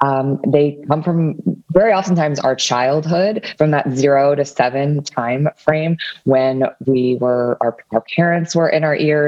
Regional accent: Washington, District of Columbia, United States; I am from the Washington, D.C. area

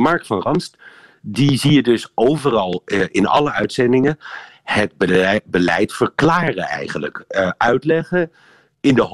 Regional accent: Netherlands; now in Brussels, Belgium; Ja, en over mijn eigen land.

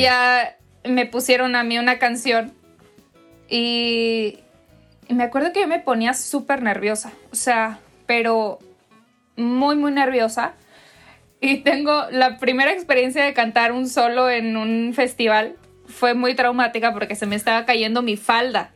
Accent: Monterrey, Nuevo León, Mexico; soy mexicana, soy regiomontana

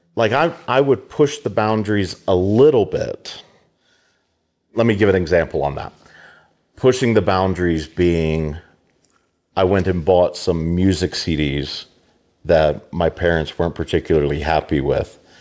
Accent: Americus, Georgia, United States; also born or lived in Tennessee / Shenandoah Valley, Virginia / Pittsburgh; now in Denison, Kansas, United States; grew up in Georgia, South Georgia, America's, not America, Americas

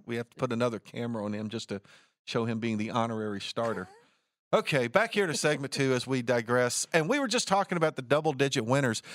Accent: Martinsville, Virginia, United States; Martinsville's my hometown

